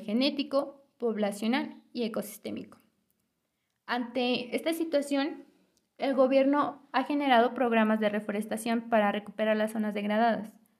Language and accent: Spanish; Temascalcingo, State of Mexico, Mexico; Yo soy originaria de la comunidad de San Mateo el Viejo, municipio de Temascalcingo, Estado de México